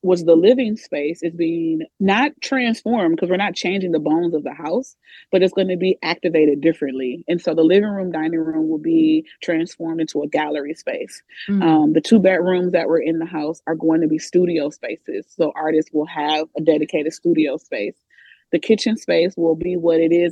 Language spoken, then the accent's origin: English; Milwaukee, Wisconsin, United States; I grew up on the North Side